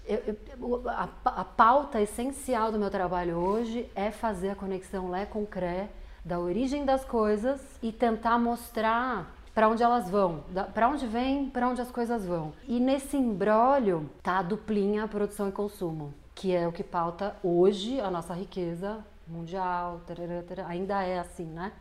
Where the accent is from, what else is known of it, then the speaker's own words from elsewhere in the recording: São Paulo, Brazil; Nasci aqui no Brasil, São Paulo, bem imersa numa família classe média